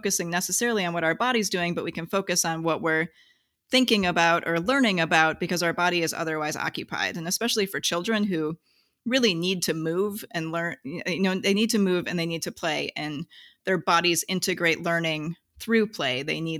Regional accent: Wisconsin, United States; I did not. I grew up in Wisconsin.

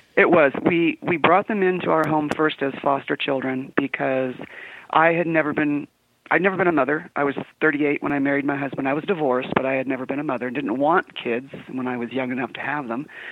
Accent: San Diego, California, United States; moved away as an adult; now in Utah, United States; I was born and raised in San Diego

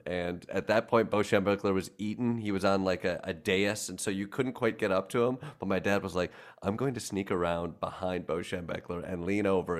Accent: Kalamazoo, Michigan, United States; now in New York, United States; We grew up in Kalamazoo, Michigan

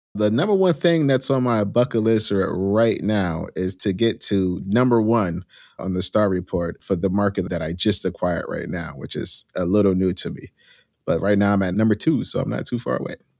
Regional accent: New Jersey, United States; I grew up in New Jersey, in a small little urban town inside of Union County

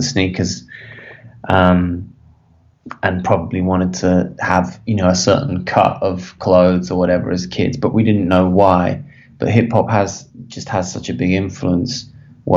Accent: Birmingham, West Midlands, United Kingdom; moved away as an adult; also born or lived in London, United Kingdom; now in Los Angeles, United States; I grew up in Birmingham

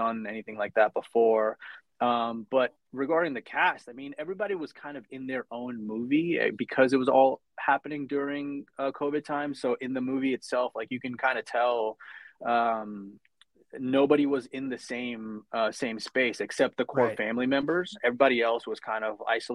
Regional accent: New York, United States; also born or lived in India; I came to New York in 1995 when I was 8 years old.

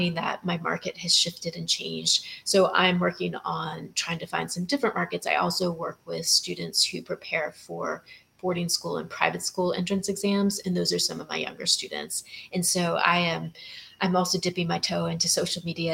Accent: Texas, United States; moved away as an adult; now in Maui, United States; I am from Texas.

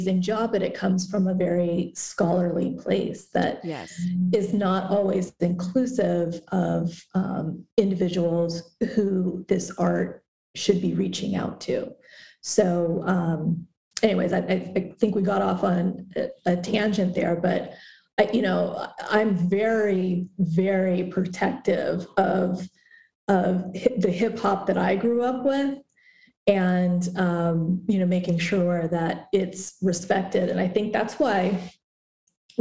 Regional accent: Concord, California, United States; moved away as an adult; also born or lived in Walnut Creek, California / Berkeley, California / Oakland, California / Los Angeles, California; now in Raleigh, United States; raised in Concord, California, which is East Bay, Northern California, about 45 minutes east of San Francisco

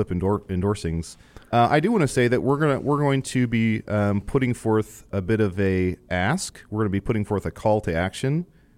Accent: Virginia, United States; Oh, I'm from Virginia.

